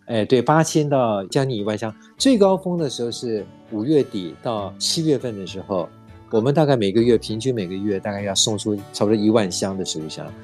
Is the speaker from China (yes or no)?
no; Taiwan; 是因为我们台湾人都很有爱心